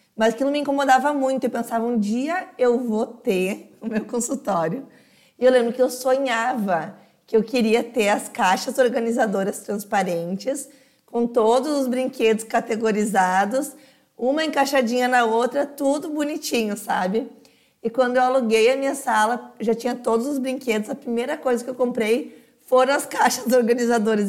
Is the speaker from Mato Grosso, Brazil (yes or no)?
no; Novo Hamburgo, Rio Grande do Sul, Brazil; eu sou de Novo Hamburgo